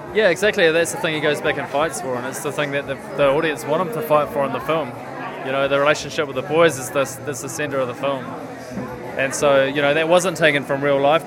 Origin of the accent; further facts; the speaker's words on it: Kapiti Coast, Wellington, New Zealand; the town that we grew up in on the Kapiti coast